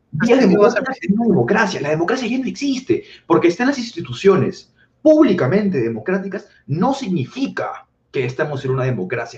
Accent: Peru

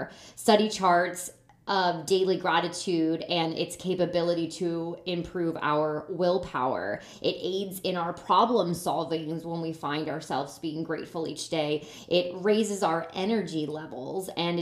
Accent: Lancaster, Pennsylvania, United States; moved away; I haven't been in my hometown for Thanksgiving in, I want to say, like 7 or 8 years

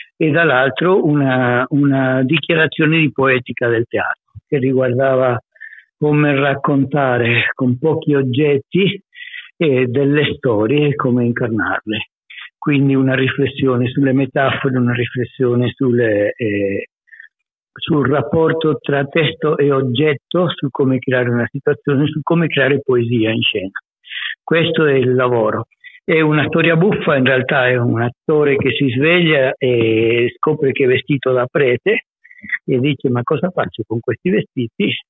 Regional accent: Argentina; Sono un argentino

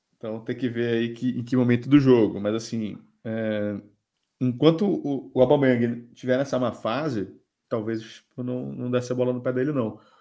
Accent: Belém, Pará, Brazil; moved away as an adult; now in Portugal; sou de Belém também

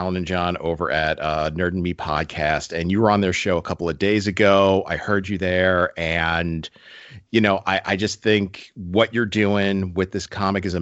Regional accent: New Jersey, United States; I'm from Jersey

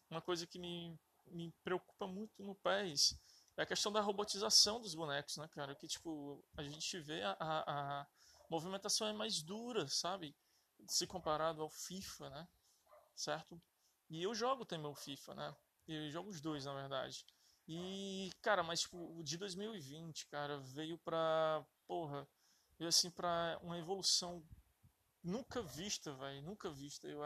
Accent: Fortaleza, Ceará, Brazil; é... sou de Fortaleza, certo?

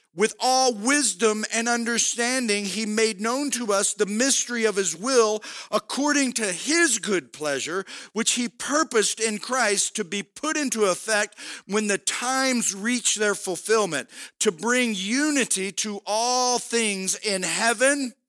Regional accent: United States; in this country we live, we have the physical freedom of being an American

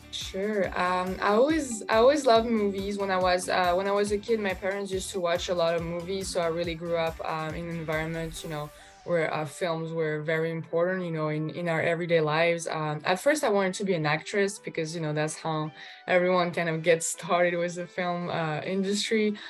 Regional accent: France; moved away as an adult; also born or lived in Russia / Los Angeles, United States; I was born in Russia and then I moved to France. So that's where I, I, I grew up

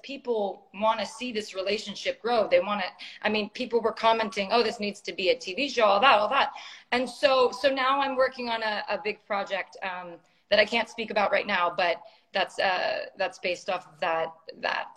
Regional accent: San Francisco, California, United States; moved away as an adult; now in Los Angeles, United States; I was born and raised in San Francisco

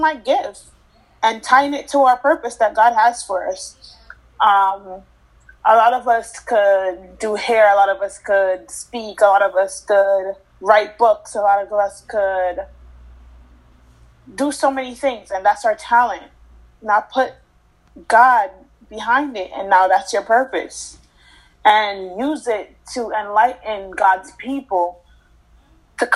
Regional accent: Jamaica; now in United States; I grew up in Jamaica with my grandma, grandparents

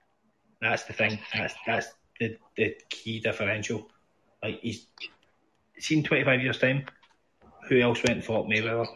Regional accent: Scotland, United Kingdom; It's like, see when I grew up in Scotland, right?

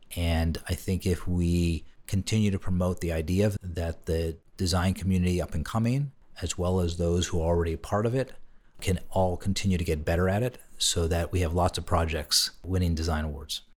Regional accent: Pittsburgh, Pennsylvania, United States; moved away as an adult; also born or lived in Boston; my family back in my hometown of Pittsburgh

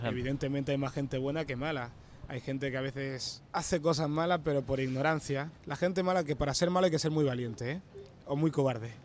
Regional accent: Barcelona, Catalonia, Spain; also born or lived in Equatorial Guinea / Canary Islands; vivimos en Canarias a los 9 años que vine a Barcelona

